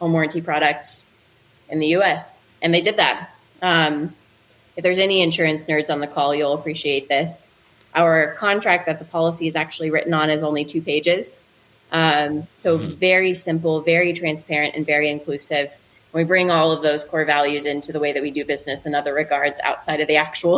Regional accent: Louisville, Kentucky, United States; I grew up in Louisville

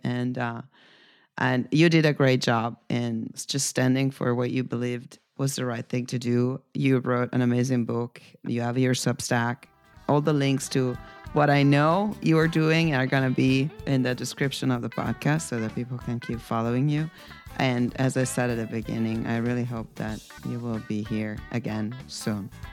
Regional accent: Italy; moved away; my home country

